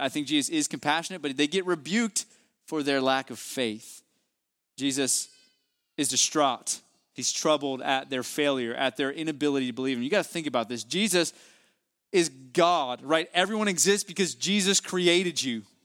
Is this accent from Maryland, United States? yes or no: no; West Virginia, United States; now in Houston, United States; my hometown there in West Virginia